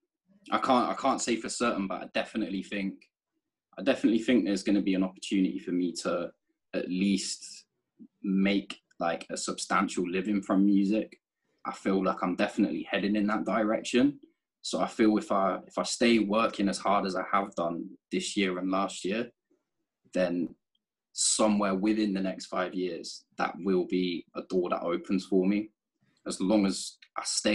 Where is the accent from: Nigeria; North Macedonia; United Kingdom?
United Kingdom; now in London, United Kingdom; I'm that British guy with this American group of rappers.